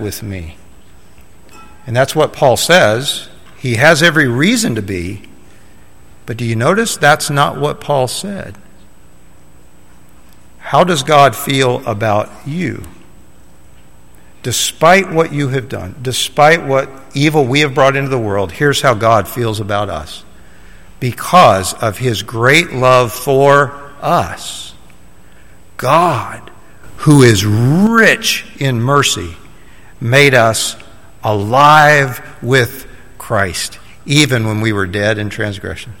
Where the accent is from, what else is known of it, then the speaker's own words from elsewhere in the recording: Middle Tennessee, United States; I grew up in Middle Tennessee